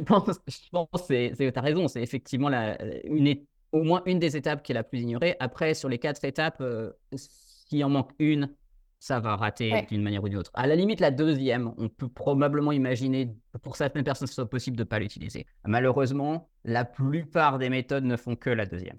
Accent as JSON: {"language": "French", "town": "Dijon", "region": "Bourgogne-Franche-Comté", "country": "France", "first_language": "French", "said": "Moi, je suis français, je suis de Dijon à la base"}